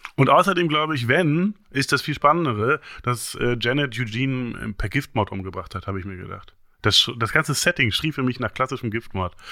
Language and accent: German; East Germany, Germany; bin ja Ossi, wir hatten ja nichts